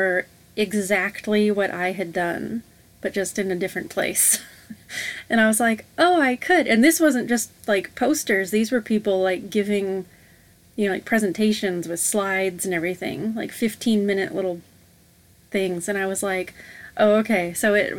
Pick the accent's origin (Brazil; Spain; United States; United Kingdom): United States; Vancouver, Washington; also born or lived in Portland, Oregon; I went to junior high and high school in the Couve